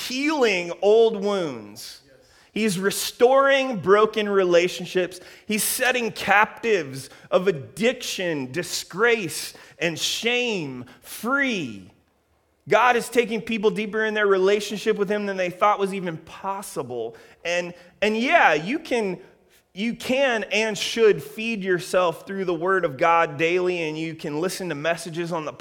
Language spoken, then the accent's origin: English; Columbus, Ohio, United States; now in Redlands, United States; Columbus, Ohio, my hometown